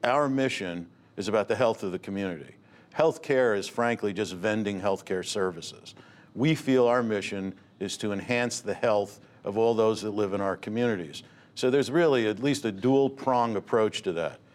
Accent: Newark, New Jersey, United States; I grew up in Newark

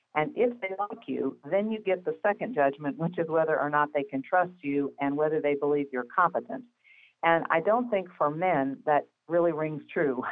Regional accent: Midwest, United States; I am from the Midwest, as you know, where there's a slightly different pace to life

